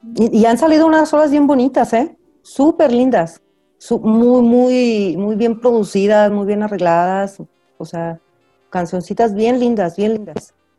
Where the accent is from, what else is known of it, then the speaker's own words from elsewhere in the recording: Aguascalientes, Mexico; yo soy de Aguascalientes y siempre estoy muy atenta a, a lo que se hace en Aguascalientes